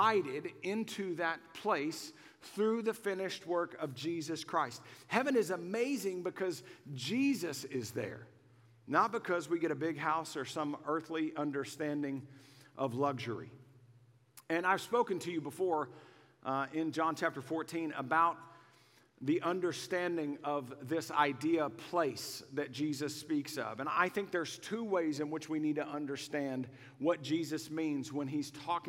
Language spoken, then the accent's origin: English; Waco, Texas, United States; I grew up in Waco long before Chip and Joanna made it cool. I'm old school. I'm an OG from Waco